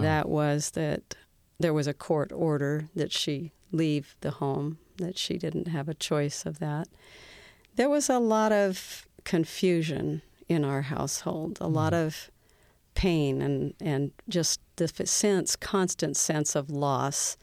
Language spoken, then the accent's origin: English; Seattle, Washington, United States; I was born and raised in Seattle, Washington